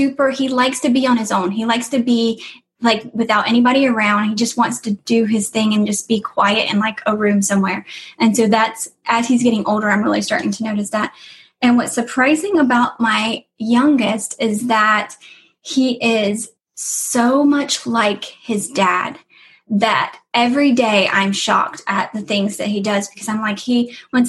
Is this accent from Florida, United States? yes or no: yes; Lakeland, Florida, United States; I grew up in Lakeland, Florida